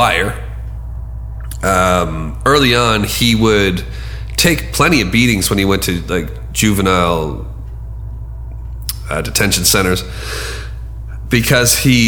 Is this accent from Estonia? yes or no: no; Canada; accent: Canadian; my Canadian accent